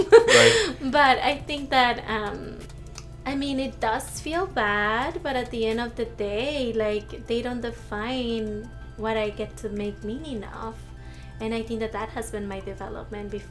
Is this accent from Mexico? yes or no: yes; Mexico; accent: accent; now in United States; And even being questioned, like, not only like being raised here, but also being questioned that I wasn't Mexican, right?